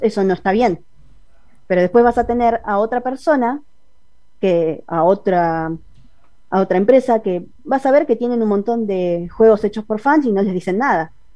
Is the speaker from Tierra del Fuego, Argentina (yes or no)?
no; Buenos Aires Province, Argentina; Soy de Buenos Aires, zona oeste. Ah. Toda la vida fui de acá